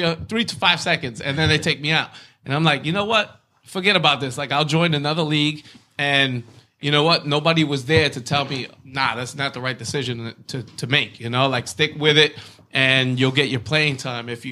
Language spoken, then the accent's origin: English; Brentwood, New York, United States; growing up in Brentwood